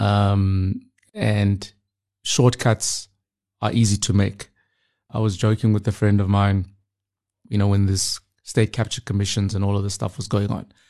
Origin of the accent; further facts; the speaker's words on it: Pretoria, Gauteng, South Africa; moved away as an adult; now in Hong Kong; I grew up in Pretoria, very typical background, South African story, you know, grew up in the township.